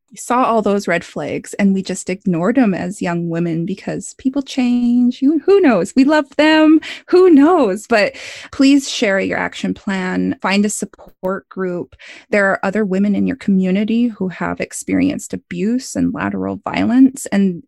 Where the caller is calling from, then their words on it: Missoula, Montana, United States; I'm calling from Missoula, Montana right now.